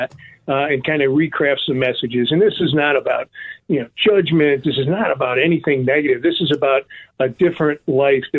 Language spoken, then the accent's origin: English; Chicago, Illinois, United States; now in Florida, United States; here in Chicago, my hometown